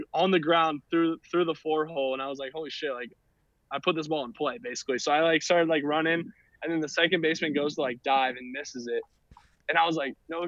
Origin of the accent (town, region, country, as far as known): Atlanta, Georgia, United States; born or raised there